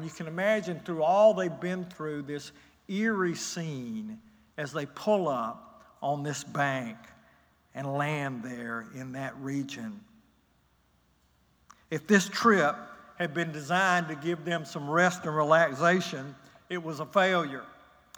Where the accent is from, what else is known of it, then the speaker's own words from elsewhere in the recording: Newnan, Georgia, United States; I don't usually say Noonan, Georgia